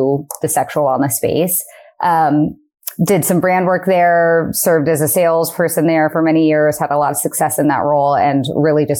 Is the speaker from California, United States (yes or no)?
no; Eugene, Oregon, United States; I'm from Eugene, Oregon